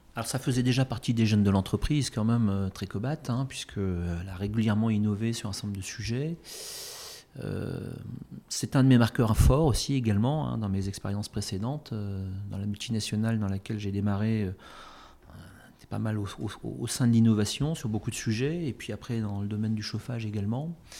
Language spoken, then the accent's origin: French; Morlaix, Brittany, France; moved away as an adult; also born or lived in Brest / Quimper area / Paris; je suis né à Morlaix. Euh, mes parents habitent dans la région quimpéroise. Euh, j'ai fait mes études à Brest, donc je, suis un vrai Finistérien